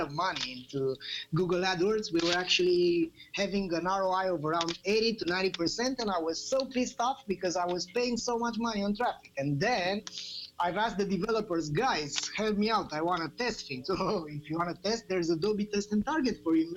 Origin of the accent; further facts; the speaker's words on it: Bucharest, Romania; I'm coming from Romania, Bucharest